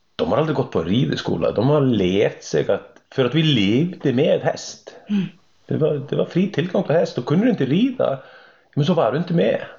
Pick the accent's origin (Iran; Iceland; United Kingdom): Iceland; Swedish is a second language; moved away as an adult; also born or lived in Germany; now in Sweden; jag är islänning som har varit bosatt i Sverige nu i, sen 2002, hösten 2002